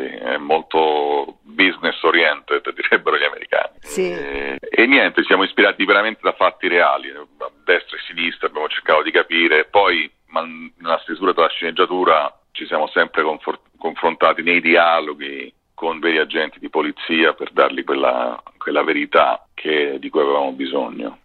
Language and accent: Italian; Rome, Lazio, Italy; da romano